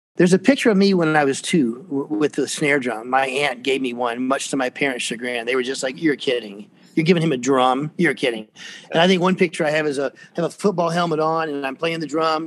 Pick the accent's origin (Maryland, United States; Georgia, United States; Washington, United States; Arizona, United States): Georgia, United States; Atlanta; I grew up here, believe it or not. Uh, there aren't many of us really from from this area. I was born in Fort McPherson, which is down in East Point, south of town